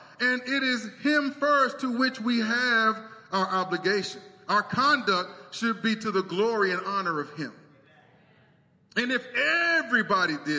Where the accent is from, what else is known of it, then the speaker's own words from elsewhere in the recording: United States; I'm an American